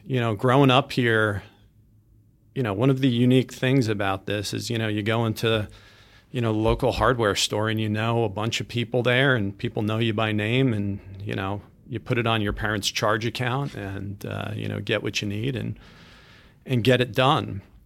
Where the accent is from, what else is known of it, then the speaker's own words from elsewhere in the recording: Mattituck, New York, United States; I was, uh, born and raised in Matatuck, and my wife Liz and I are blessed to be raising our daughters here